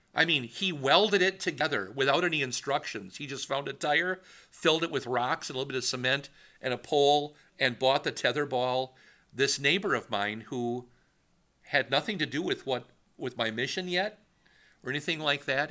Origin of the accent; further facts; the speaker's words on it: Wisconsin, United States; moved away as an adult; also born or lived in Washington; I was from Wisconsin